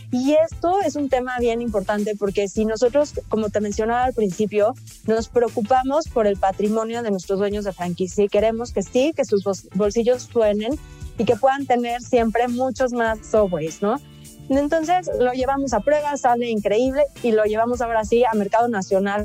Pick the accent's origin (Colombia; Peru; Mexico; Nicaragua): Mexico; somos mexicanos